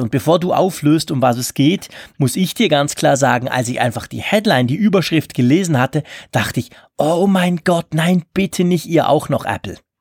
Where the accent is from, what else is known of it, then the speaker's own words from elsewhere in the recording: Switzerland; bei uns in der Schweiz